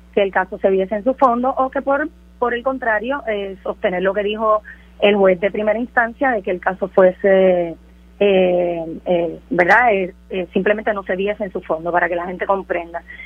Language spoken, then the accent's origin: Spanish; Utuado, Puerto Rico; Nosotros somos boricua y además somos utuadeños